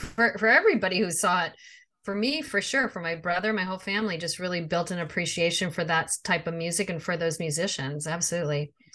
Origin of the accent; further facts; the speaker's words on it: outside of Chicago, Illinois, United States; we grew up outside of Chicago